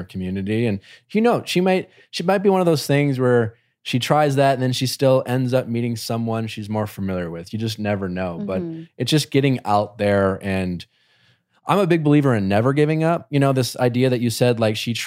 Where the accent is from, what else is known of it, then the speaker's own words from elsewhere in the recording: Wisconsin, United States; moved away as an adult; now in Los Angeles, United States; growing up in Wisconsin